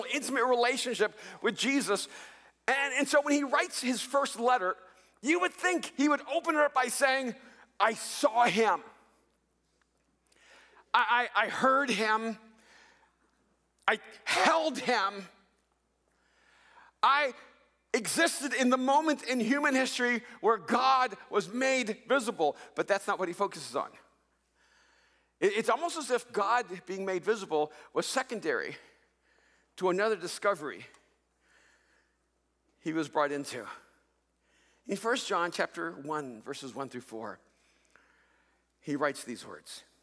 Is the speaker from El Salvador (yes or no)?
yes; El Salvador; also born or lived in Texas; now in United States; I immigrated here from El Salvador